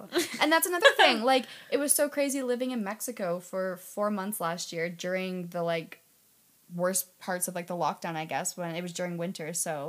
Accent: Canada

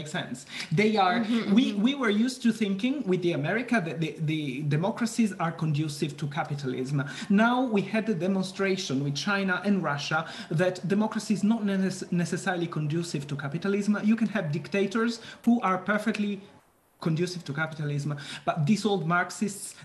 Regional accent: Italy; moved away; I come from Italy

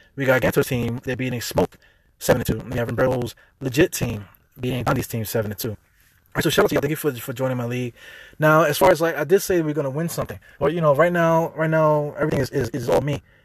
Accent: New York City, New York, United States; accent: New York; I'm a New Yorker. I'm from here. You know, I have an accent

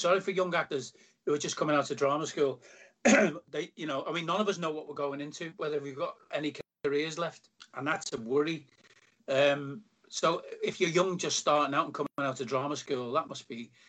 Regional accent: Liverpool, North West England, United Kingdom; moved away; It was brilliant to come back to Liverpool. And finish in my hometown

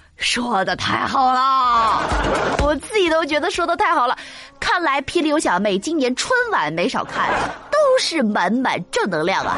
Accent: northern China, China; 作为一个北方人，我七岁的时候呢，第一次去到一家四川餐馆儿

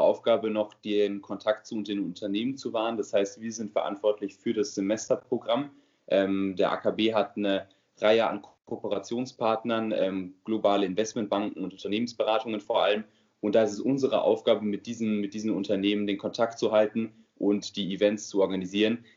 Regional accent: near Frankfurt, Hesse, Germany; moved away as an adult; now in Mannheim, Germany; ich komme selbst aus der Nähe von Frankfurt, ähm, wohne aber jetzt natürlich wegen dem Studium in Mannheim.

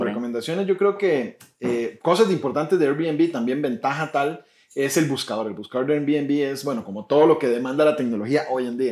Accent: Puntarenas, Costa Rica; yo soy de Punta Arenas

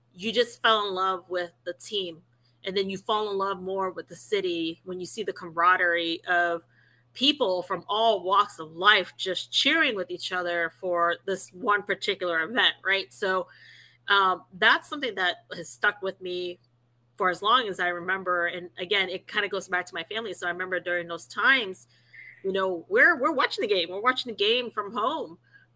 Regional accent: Cleveland, Ohio, United States; born and raised in Cleveland, and so being a Clevelander

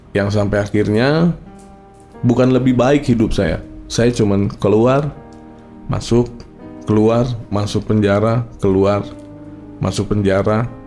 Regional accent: Jakarta, Indonesia; Saya lahir besar di Jakarta

